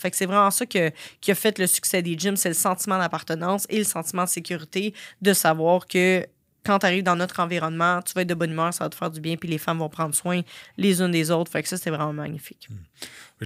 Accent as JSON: {"language": "French", "town": "Sorel", "region": "Quebec", "country": "Canada", "said": "je viens de Sorel quand même, là, c'est, mhm. pas Montréal"}